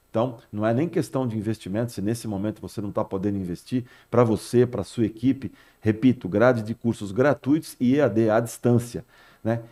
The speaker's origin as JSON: {"language": "Portuguese", "region": "São Paulo", "country": "Brazil", "tie": "born or raised there", "moved": "as an adult", "lives_now": "Santos, Brazil", "said": "Eu sou nascido e criado em São Paulo, mas estou há 35 anos já em Santos"}